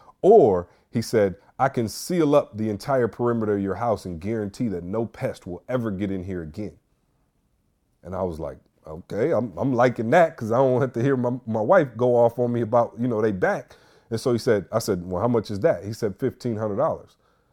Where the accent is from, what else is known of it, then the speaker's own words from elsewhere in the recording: Michigan, United States; I don't know. I'm from the Mitten. I don't really believe we have flying squirrels.